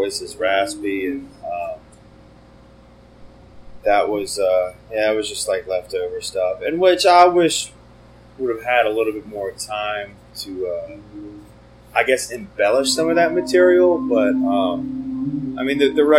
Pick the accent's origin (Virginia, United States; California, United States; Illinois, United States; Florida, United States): Virginia, United States; Richmond; we're from Richmond, Virginia